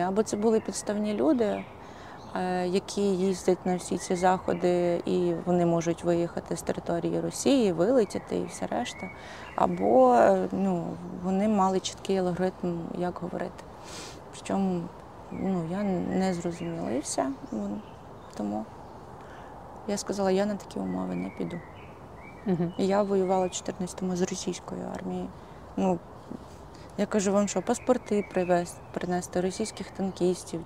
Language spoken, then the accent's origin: Ukrainian; Hutsulshchyna, Ukraine; Хоч я і гуцулка